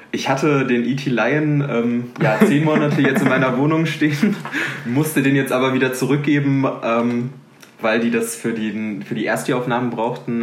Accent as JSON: {"language": "German", "area": "Ruhr area", "region": "North Rhine-Westphalia", "country": "Germany", "tie": "born or raised there", "moved": "as an adult", "lives_now": "Aachen, Germany", "said": "Ich komme aus Mal, das ist im Ruhrgebiet"}